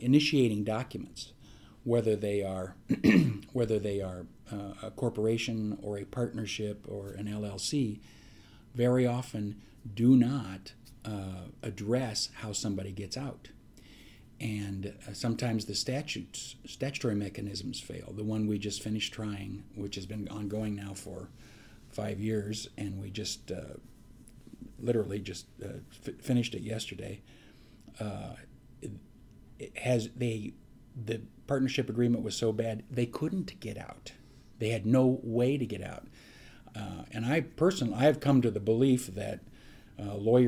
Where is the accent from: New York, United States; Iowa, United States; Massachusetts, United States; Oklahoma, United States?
Iowa, United States; Des Moines; moved away as an adult; now in Omaha, United States; I grew up in Iowa, grew up in Des Moines, and went to school at Drake for undergrad